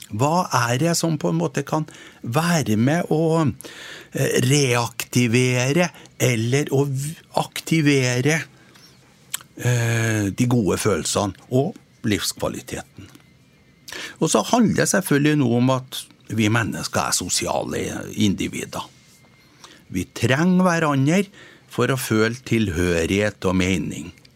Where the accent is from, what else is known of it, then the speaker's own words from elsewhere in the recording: Trøndelag, Norway; jeg er jo trønder